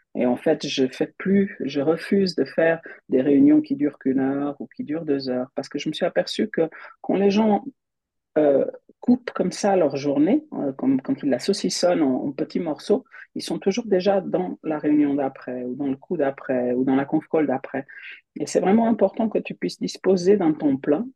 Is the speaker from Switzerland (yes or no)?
yes; Switzerland; also born or lived in Portugal; Je suis suisse. Euh, j'habite en Suisse